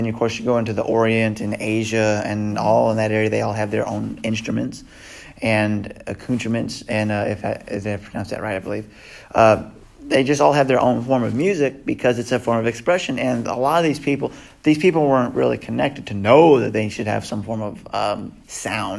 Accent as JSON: {"language": "English", "region": "the South", "country": "United States", "said": "we're from the South, so we have fiddle players"}